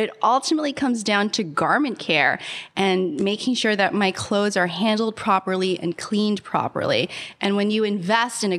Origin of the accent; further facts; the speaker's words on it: Bayonne, New Jersey, United States; also born or lived in Philippines / New York City; I was born in the Philippines, came to the U.S. when I was 3, grew up in a small town called Bayonne, New Jersey